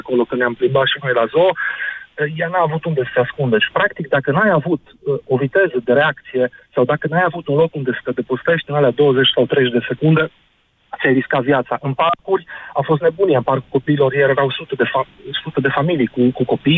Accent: Arad, Arad County, Romania; Sunt din Arad

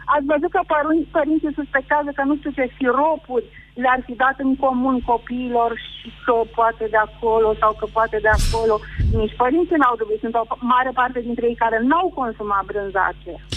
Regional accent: Pitești, Argeș, Romania; În Pitești

